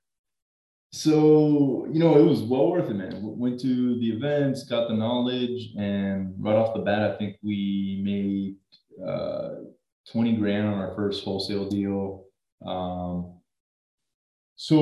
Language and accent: English; Miami, Florida, United States; born and raised in South Florida, good old Miami